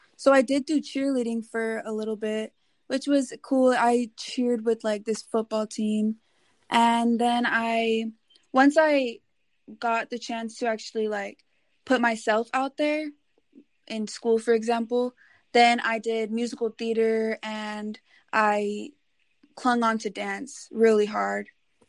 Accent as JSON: {"language": "English", "town": "Houston", "region": "Texas", "country": "United States", "tie": "born or raised there", "also_born_or_lived": "Los Angeles", "said": "Okay, well, I was born over in Los Angeles, but by the age of 3, I moved around a lot and found myself growing up in Houston, Texas."}